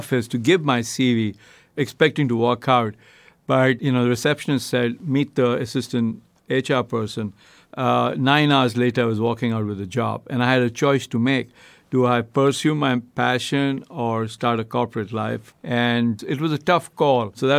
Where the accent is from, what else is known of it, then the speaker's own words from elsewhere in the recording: India; moved away as an adult; now in United States; I grew up in India. You know, I've now been in the U.S. 22 years